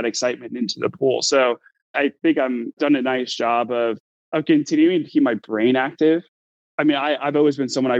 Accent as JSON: {"language": "English", "region": "Florida", "country": "United States", "tie": "born or raised there", "moved": "yes", "lives_now": "Bay Area, California, United States"}